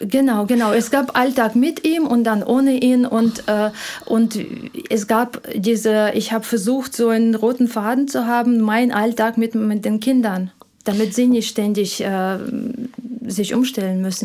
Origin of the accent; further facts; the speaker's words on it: Ukraine; German is a second language; moved away as an adult; now in Germany; Ich komme ursprünglich aus der Ukraine